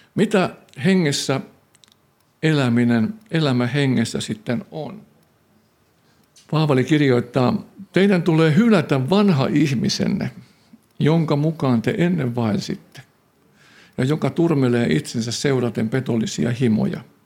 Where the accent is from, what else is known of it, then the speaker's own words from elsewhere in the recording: Tampere, Pirkanmaa, Finland; mä olen syntynyt Härmälässä Koiviston kylän vieressä